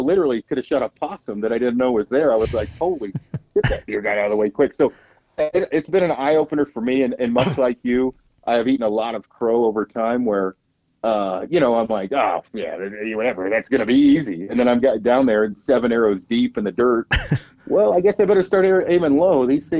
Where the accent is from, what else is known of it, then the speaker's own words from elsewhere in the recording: Oregon, United States; I came from Oregon and only hunted out west.